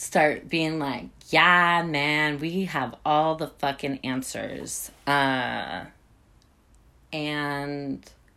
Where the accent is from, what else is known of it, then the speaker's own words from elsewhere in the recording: San Mateo County, California, United States; also born or lived in Saxtons River, Vermont; I came from San Mateo County, which, you know, I thought that was like a small suburb